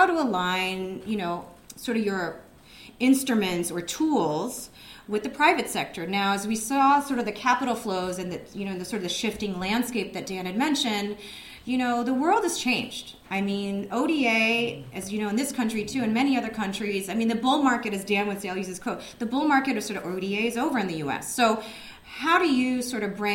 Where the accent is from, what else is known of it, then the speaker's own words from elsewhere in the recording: Japan; now in United States; I'm originally from Japan